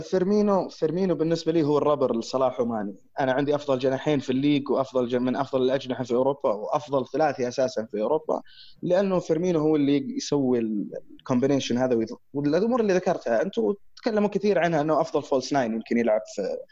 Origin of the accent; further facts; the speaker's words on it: Saudi Arabia; عندنا في السعوديه